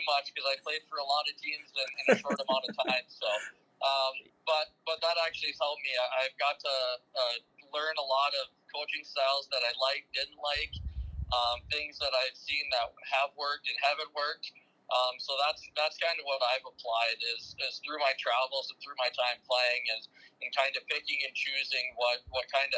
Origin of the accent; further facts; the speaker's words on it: Sault Ste. Marie, Michigan, United States; I'm born and raised in Sault Ste. Marie